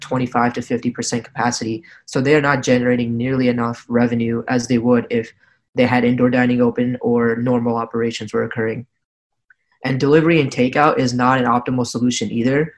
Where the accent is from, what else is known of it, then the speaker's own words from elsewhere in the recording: New Jersey, United States; I'm also from New Jersey